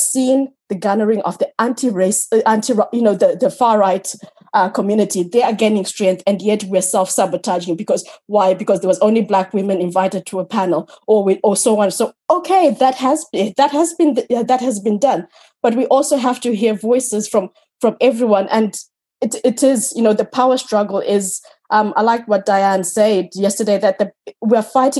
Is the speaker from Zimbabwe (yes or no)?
yes; Zimbabwe; now in Ireland; Growing up in Africa, where being a single woman was so stigmatized